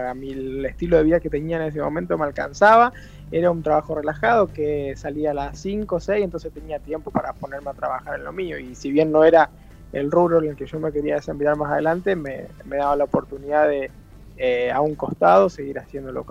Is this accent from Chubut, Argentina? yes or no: yes; Rawson, Chubut, Argentina; also born or lived in Buenos Aires; No, a ver, yo, bueno, soy de Rawson, pero viví esto así, yo terminé la secundaria y después me tomé medio año, me fui de intercambio a Inglaterra, a Brighton